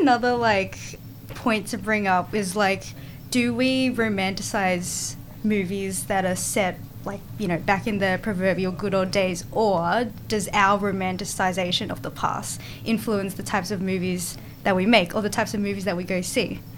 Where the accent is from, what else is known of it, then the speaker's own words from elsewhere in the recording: Australia; us in Australia